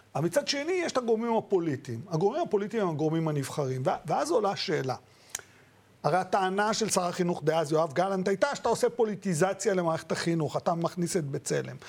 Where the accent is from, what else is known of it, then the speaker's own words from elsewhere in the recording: Israel; also born or lived in Baghdad, Iraq; אני לא יליד הארץ, אני התחנכתי... צמחתי בארץ, הגעתי פה ב-71